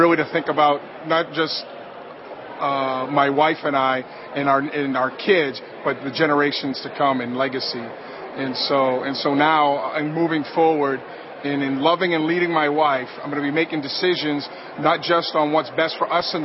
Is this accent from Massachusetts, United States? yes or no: yes; Boston, Massachusetts, United States; I'm from Boston, Massachusetts.